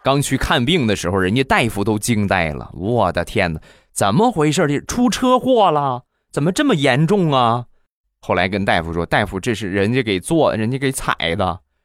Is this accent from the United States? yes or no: no; Rizhao, Shandong, China; 我的家乡，就忍不住跟你们分享一下，我们家乡的特产，日照绿茶